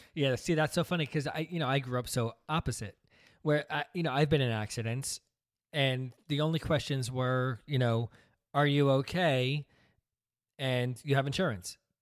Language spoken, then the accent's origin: English; New Jersey, United States; also born or lived in Brooklyn, New York; we came from Brooklyn, and moved out to New Jersey, where my dad started this business.